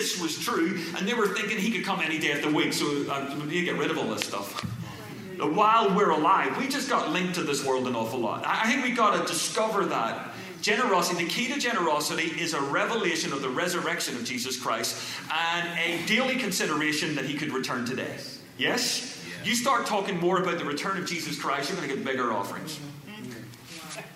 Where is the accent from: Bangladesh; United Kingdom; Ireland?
Ireland; moved away as an adult; now in California, United States